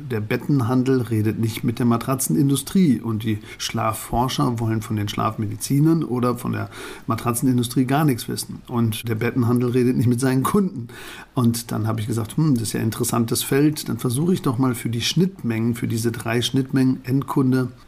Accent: Pfalzdorf, North Rhine-Westphalia, Germany; born or raised there

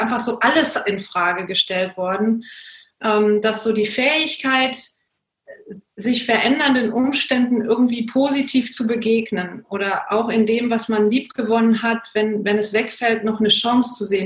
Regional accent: Germany; moved away; also born or lived in India; Ich bin in Deutschland geboren und aufgewachsen, dann irgendwann auch nach Indien gezogen

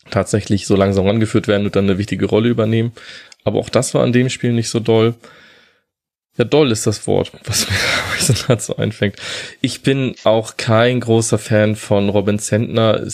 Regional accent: Kiel, Schleswig-Holstein, Germany; born there; dass ich als gebürtiger Kieler ähm, die Holstein aus Kiel auch ein bisschen näher verfolge

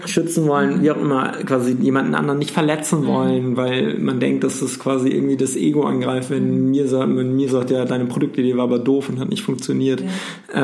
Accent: North Sea, North Sea coast, Germany; ich bin an der Nordsee groß geworden

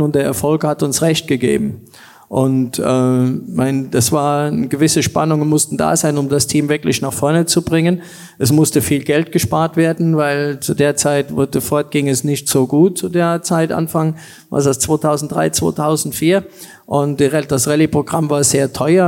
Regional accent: Germany; als Deutscher

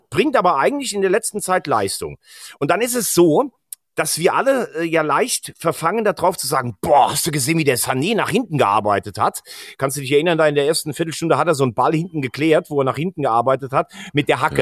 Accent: Germany; als Deutscher

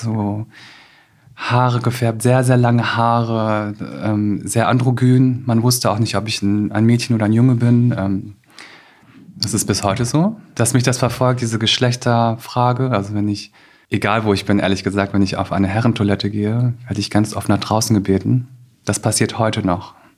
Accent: Osterwald, Lower Saxony, Germany; ich bin wirklich in Osterwald aufgewachsen

